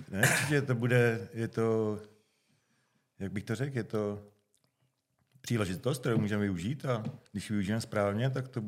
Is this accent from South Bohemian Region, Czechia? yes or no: yes; Slavonice, South Bohemian Region, Czechia; Pocházím ze Slavonic, kde natáčíme i tento podcast.